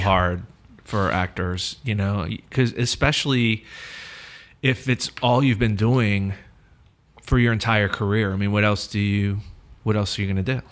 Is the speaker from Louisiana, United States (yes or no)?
yes; New Orleans, Louisiana, United States; I'm from New Orleans, too, and I, I grew up in a theater world here as well